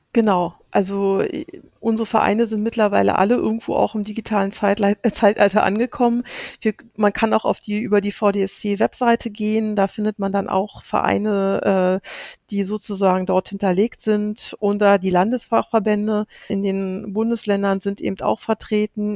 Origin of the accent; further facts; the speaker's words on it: Brandenburg, Germany; ich komme aus Brandenburg